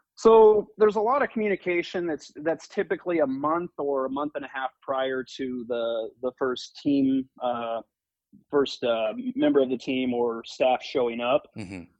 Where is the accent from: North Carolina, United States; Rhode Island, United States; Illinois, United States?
Illinois, United States; Georgetown; So I'm originally from the Midwest. Uh, grew up in a uh, very small town in Illinois called Georgetown, Illinois, uh, just a couple hours south of Chicago